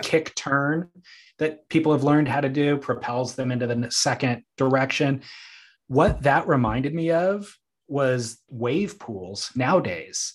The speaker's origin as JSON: {"language": "English", "region": "Southern California", "country": "United States", "said": "I'm from Southern California, a little suburb that people around the world have never heard of."}